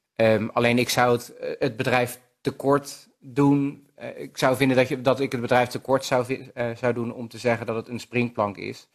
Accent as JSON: {"language": "Dutch", "town": "Rotterdam", "region": "South Holland", "country": "Netherlands", "also_born_or_lived": "The Hague", "moved": "as an adult", "lives_now": "Assen, Netherlands", "said": "Rotterdam, ja, wij komen allebei uit Rotterdam"}